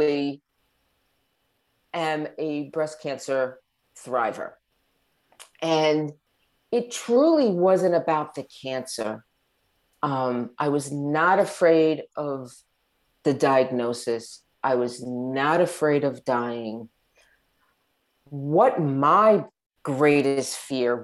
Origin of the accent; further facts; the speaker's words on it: Long Island, New York, United States; moved away as an adult; now in Southern Florida, United States; We were born and raised on Long Island, New York.